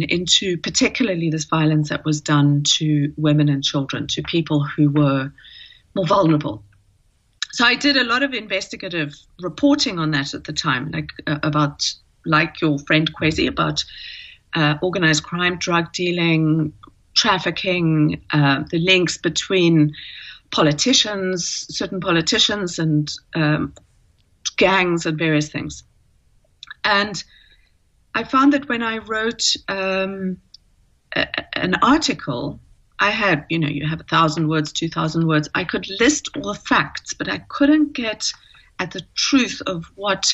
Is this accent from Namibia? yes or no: yes; Namibia; moved away; also born or lived in Cape Town, South Africa / New York, United States; I grew up in Namibia